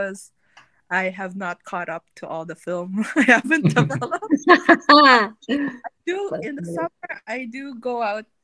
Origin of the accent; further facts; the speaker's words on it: Manila, Metro Manila, Philippines; moved away as an adult; now in Vancouver, Canada; in the Philippines, I grew up in Manila